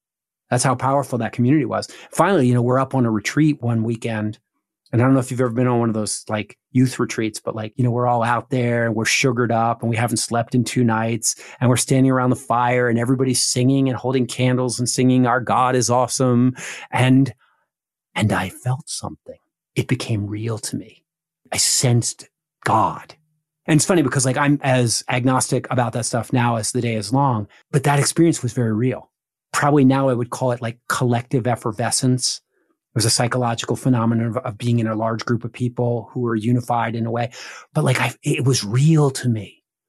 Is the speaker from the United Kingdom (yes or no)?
no; outside of Philadelphia, Pennsylvania, United States; I grew up outside of Philadelphia in the family of a Baptist evangelist.